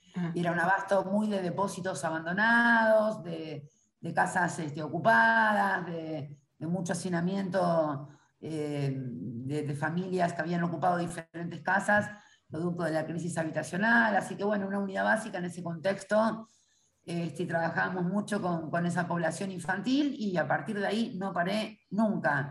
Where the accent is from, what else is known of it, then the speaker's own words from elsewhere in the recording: Buenos Aires, Argentina; Yo soy primera generación porteña